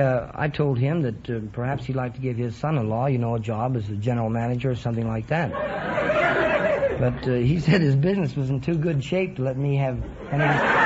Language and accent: English; Washington, District of Columbia, United States; No, I was born in Washington, D.C.